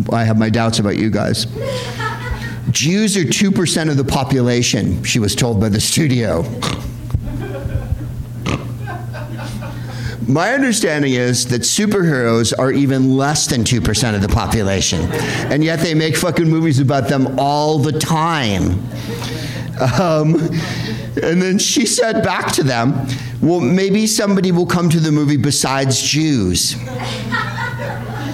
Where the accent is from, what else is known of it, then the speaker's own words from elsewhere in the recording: New York City, New York, United States; everyone spoke Yiddish at my grandparents' house growing up in New York, in Brooklyn